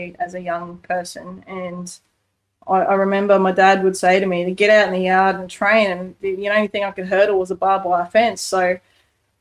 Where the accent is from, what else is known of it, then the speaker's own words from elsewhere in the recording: Australia; live as an Aussie bush kid